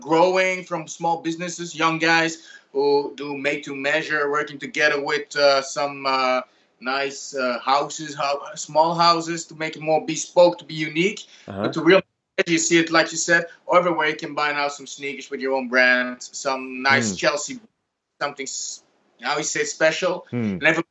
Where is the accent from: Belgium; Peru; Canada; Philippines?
Belgium; I'm from Belgium